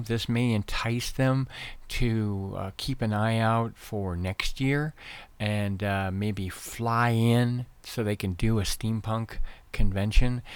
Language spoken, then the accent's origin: English; Nova Scotia, Canada; now in Arizona, United States; I was raised in Nova Scotia, Canada